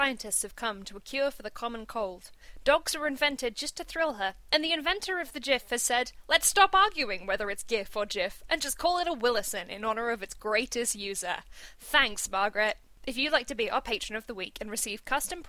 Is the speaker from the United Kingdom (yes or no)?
yes; United Kingdom; We, as British people